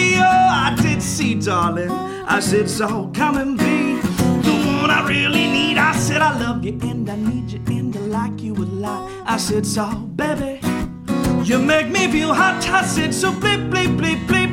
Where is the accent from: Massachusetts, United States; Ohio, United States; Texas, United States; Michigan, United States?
Ohio, United States; Cincinnati; I'm from Cincinnati, the greater Cincinnati area